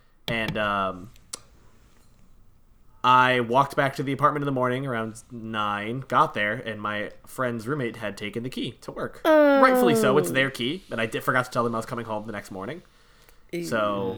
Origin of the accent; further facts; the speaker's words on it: United States; Yeah, I'm American. I can't figure it out myself.